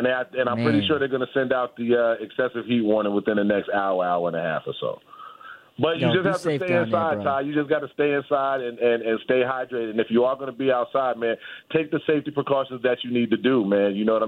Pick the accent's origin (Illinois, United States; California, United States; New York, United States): New York, United States; New York City; We're out from Kings County, man.